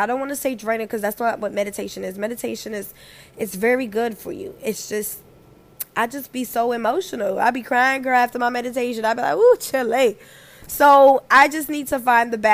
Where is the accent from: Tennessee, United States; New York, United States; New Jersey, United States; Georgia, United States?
New York, United States; moved away; also born or lived in the South; I'm from New York. I'm from New York where when bitches don't like you, you already know it. It was until I moved down south